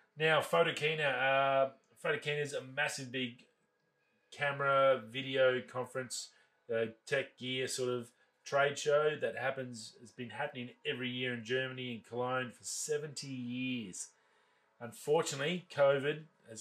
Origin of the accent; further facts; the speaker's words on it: Australia; being Australian